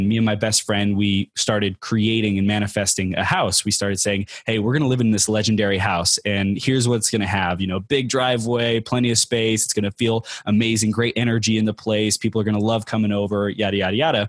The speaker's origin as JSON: {"language": "English", "area": "Inland Empire", "region": "California", "country": "United States", "tie": "born or raised there", "lives_now": "San Diego, United States", "said": "I grew up in the Inland Empire. It's, uh, Chino, Pomona, Ontario area, Riverside kinda area"}